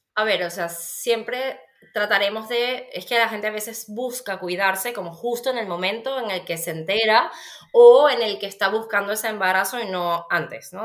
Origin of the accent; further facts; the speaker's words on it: Venezuela; now in Spain; yo soy venezolana, la gente que no me conoce, pues ya lo va a saber, igual por mi acento. Y claro, viniendo de Venezuela